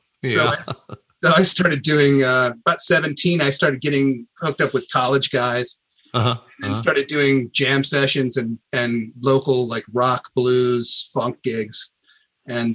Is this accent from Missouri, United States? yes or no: yes; Columbia, Missouri, United States; I grew up in this university town